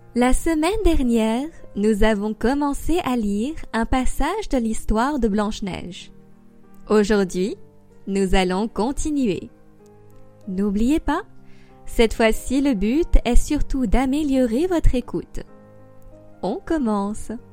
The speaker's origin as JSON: {"language": "French", "country": "France", "also_born_or_lived": "Paris", "said": "Je suis française et j'habite à Paris. J'enseigne le français sur Weixin depuis deux ans maintenant."}